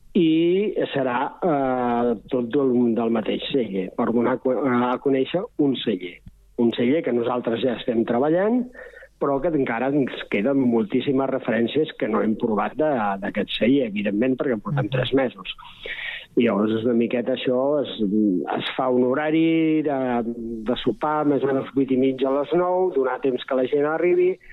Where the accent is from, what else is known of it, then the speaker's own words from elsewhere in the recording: Berga, Catalonia, Spain; moved away as an adult; now in Castellar del Vallès, Spain; jo he viscut tota la vida a Berga, però soc de poble